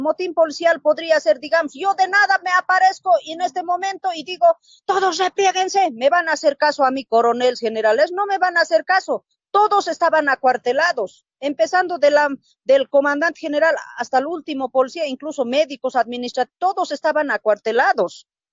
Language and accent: Spanish; Oruro, Bolivia; moved away; also born or lived in Chuquisaca; en Oruro, como yo me crié en el campo